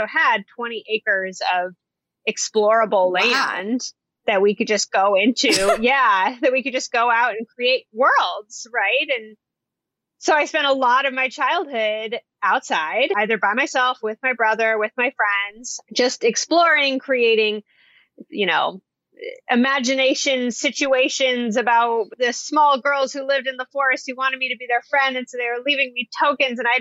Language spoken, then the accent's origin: English; Portland, Oregon, United States; I grew up right here in Portland, Oregon